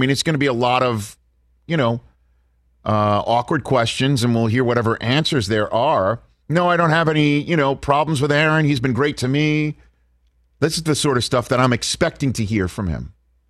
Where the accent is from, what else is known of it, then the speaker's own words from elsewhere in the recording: Bakersfield, California, United States; I'm a kid from Bakersfield, California. I'm a kid from Bakersfield, California, who was told by my high school